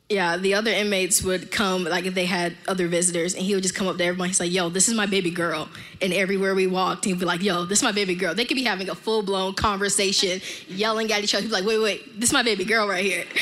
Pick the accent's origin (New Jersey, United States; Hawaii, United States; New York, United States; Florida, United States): Florida, United States; Miami; I'm from Miami